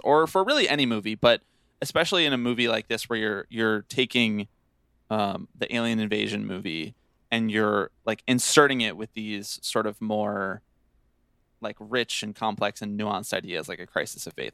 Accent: Bucks County, Pennsylvania, United States; I'm from Bucks County, Pennsylvania

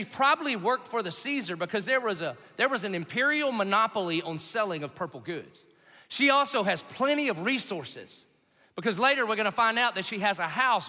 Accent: the South, United States; I grew up in the South

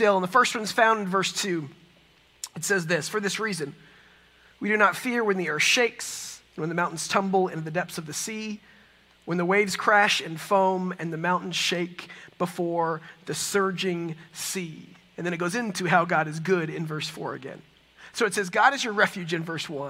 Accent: Texas, United States; also born or lived in San Francisco; I'm from Texas

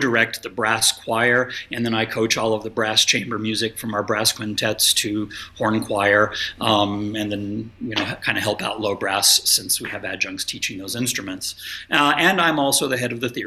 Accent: Dallas, Texas, United States; moved away as an adult; also born or lived in Miami / Korea; now in Mechanicsburg, United States; I grew up in northern Dallas suburbs and graduated high school from Louisville High School, just south of Denton

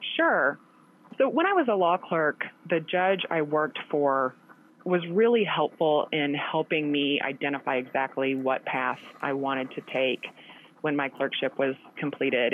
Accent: Chaffee, Missouri, United States; moved away as an adult; also born or lived in Columbia, Missouri; now in Kansas City, United States; I grew up in a very small town in the southeastern part of Missouri called Chaffee

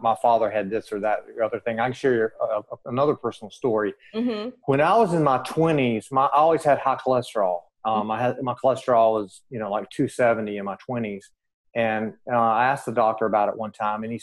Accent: the South, United States; I'm from the South, man. My grandparents were pig farmers, and we ate pork all the time.

